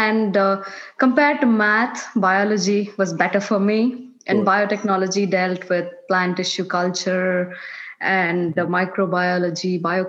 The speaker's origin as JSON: {"language": "English", "town": "Bangalore", "region": "Karnataka", "country": "India", "tie": "born or raised there", "also_born_or_lived": "Atlanta / Auburn", "first_language": "Kannada", "second_language": "English", "moved": "as an adult", "lives_now": "United States", "said": "I come from India. I was born in Bangalore, and I was raised there."}